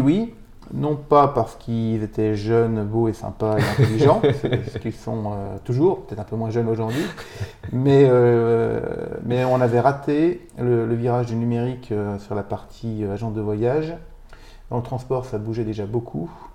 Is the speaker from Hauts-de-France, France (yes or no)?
no; Neufchâteau, Grand Est, France; moved away; Moi, je suis Vosgien. je suis né à Neufchâteau. C'est là-bas que j'ai fait mon bac